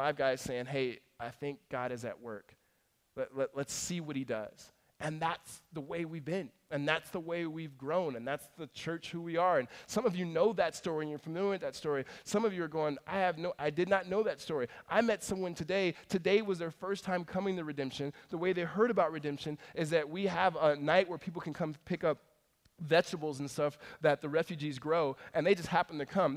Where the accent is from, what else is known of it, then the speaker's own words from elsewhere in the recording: California, United States; also born or lived in Mississippi; Moved us to California